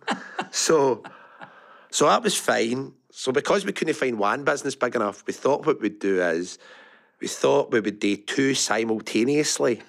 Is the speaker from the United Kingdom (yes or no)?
yes; Larkhall, Scotland, United Kingdom; I grew up Lark Hall, went to Lark Hall Academy.